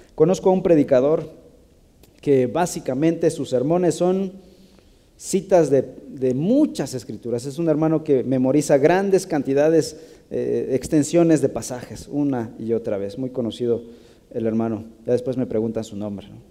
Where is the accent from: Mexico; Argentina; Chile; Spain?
Mexico; somos creativos los mexicanos